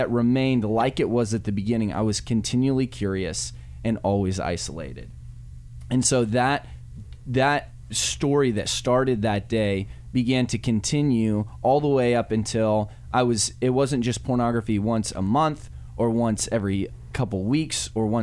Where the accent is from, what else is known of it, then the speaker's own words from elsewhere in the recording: Wyoming, United States; I grew up in the rolling hills of wonderful Wyoming